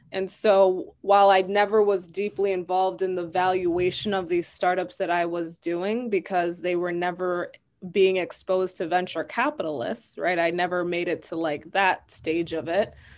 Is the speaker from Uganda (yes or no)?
no; Madison, Wisconsin, United States; I was raised in Madison, Wisconsin.